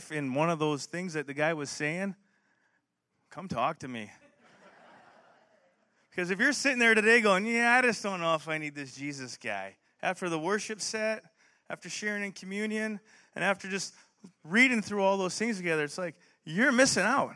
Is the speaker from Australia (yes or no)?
no; Canada; now in United States; I'm from Canada